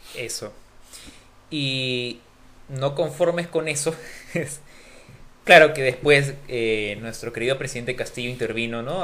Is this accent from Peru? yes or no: yes; Peru; los peruanos somos chéveres